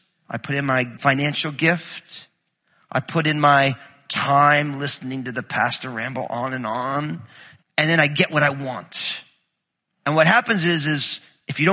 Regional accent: New Jersey, United States; moved away; also born or lived in Southern Oregon; growing up in New Jersey

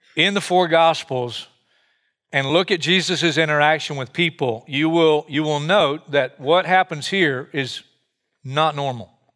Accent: United States; I'm an American just like you, and I grew up here

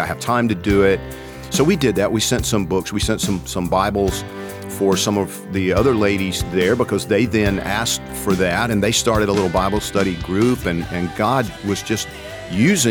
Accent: Georgia, United States; I'm from Georgia

